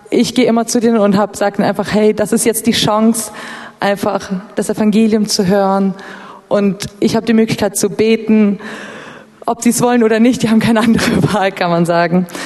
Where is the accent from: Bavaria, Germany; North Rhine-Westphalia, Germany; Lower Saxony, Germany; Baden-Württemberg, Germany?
North Rhine-Westphalia, Germany; Bonn; now in Berlin, Germany; ich komme ursprünglich aus Bonn und dass ich hier die Bibelschule besucht habe